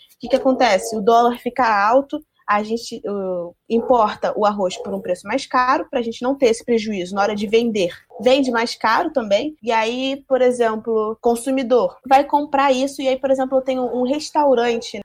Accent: Brazil; a gente, como brasileiro

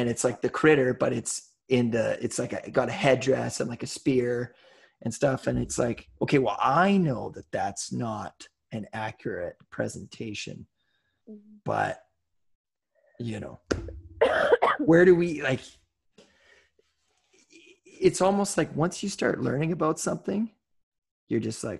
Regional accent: Scotland, United Kingdom; Like I'm Scottish. So, you know, you can't just meet one Scottish person and be like, well, I guess they're all fucking cheap then.

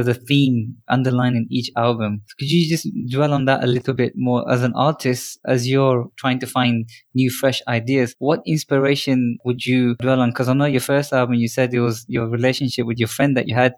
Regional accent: England, United Kingdom; growing up in England

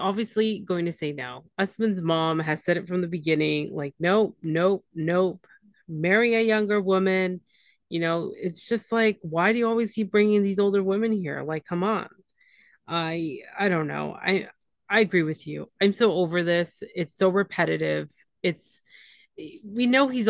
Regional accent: Canada; I'm the Canadian one

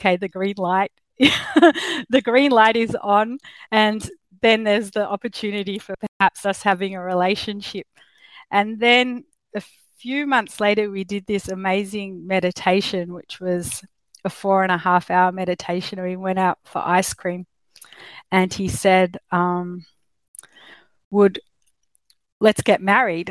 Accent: Australia; accent: Australian; I'm obviously from Australia, you can tell with my accent.

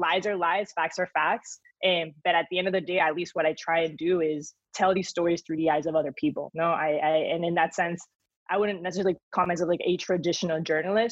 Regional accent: Spain; accent: thick Spanish accent; moved away; also born or lived in Miami; I was born in Miami, but then grew up in Spain, and I developed this like crazy thick Spanish accent.

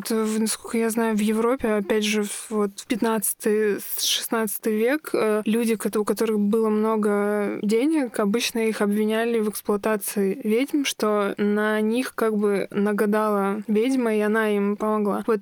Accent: Moscow, Russia; Ну, я родилась в Москве.

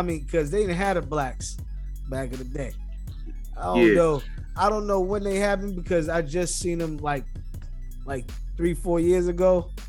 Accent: New York, United States; moved away; also born or lived in Florida; Know I'm from New York.

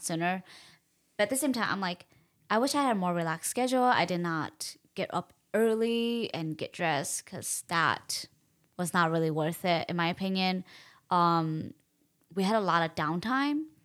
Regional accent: United States; being Hmong American girls

